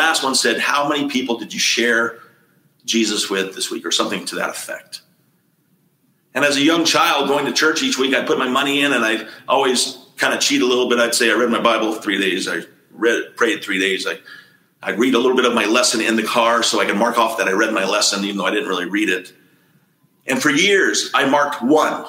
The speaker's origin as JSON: {"language": "English", "region": "the South", "country": "United States", "tie": "born or raised there", "said": "When I was growing up in the Southern Baptist churches of the South"}